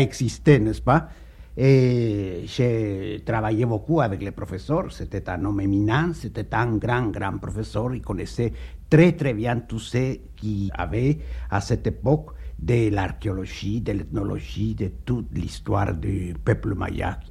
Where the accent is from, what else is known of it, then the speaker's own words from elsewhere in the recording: Guatemala; moved away as an adult; also born or lived in Paris, France; je suis Maya, je suis du Guatemala